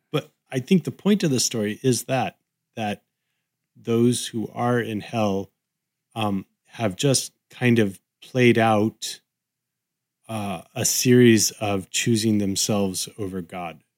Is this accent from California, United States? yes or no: yes; Southern California, United States; I grew up in Southern California